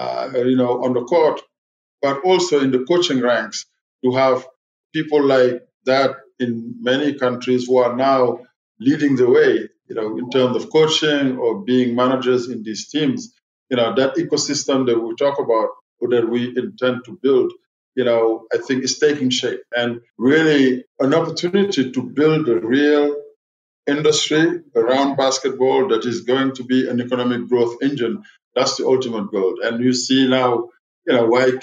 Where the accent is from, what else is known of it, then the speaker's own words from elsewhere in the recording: Senegal; I'm from Senegal, so I root for Senegal